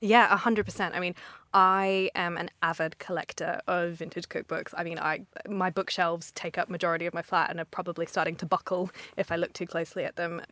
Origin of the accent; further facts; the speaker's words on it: Australia; moved away as an adult; now in London, United Kingdom; I'm from Australia originally